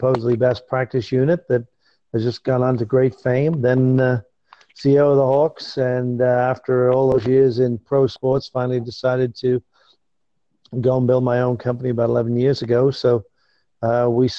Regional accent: England, United Kingdom; moved away as an adult; now in United States; I grew up in England

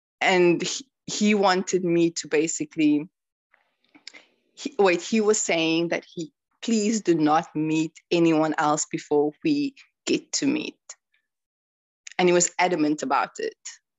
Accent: South Africa; So when I told him that I'm South African, he was extremely happy. And he was like, he went on asking me about my country and like culture and things like that.

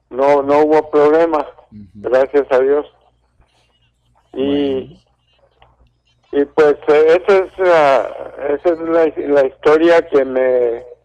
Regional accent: Estación Rosario, Durango, Mexico; yo nací en Estación Rosario Durango. Mi abuelo era jefe de estación ahí

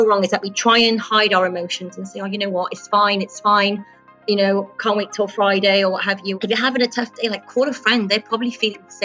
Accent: United Kingdom; moved away as an adult; now in United Arab Emirates; I'm a British teacher in a British school, and I trained in the UK

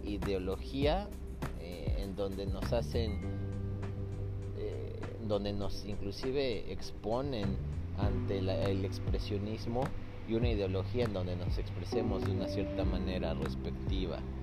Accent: Mexico; now in Scotland; como mexicano

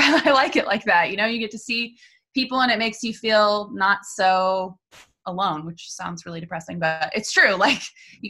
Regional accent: Winter Park, Florida, United States; I'm from Winter Park originally, moved away for college, moved away for my first job, and then when I found myself back in Orlando, I knew that Winter Park was where I wanted to live again.

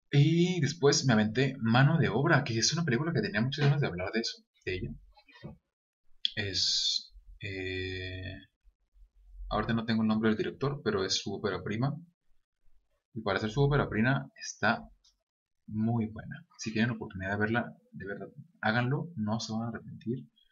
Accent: Guadalajara, Jalisco, Mexico; sí soy de Guadalajara, pero no soy de esa parte

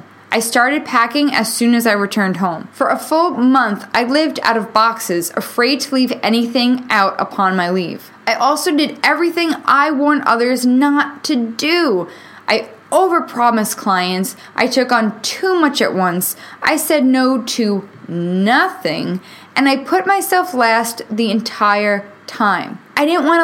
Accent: New York, United States; moved away as an adult; now in Nashville, United States; Being born and raised in New York

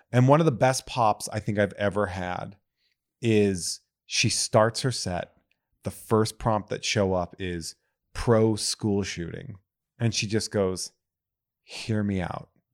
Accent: New England, United States; I was growing up in New England

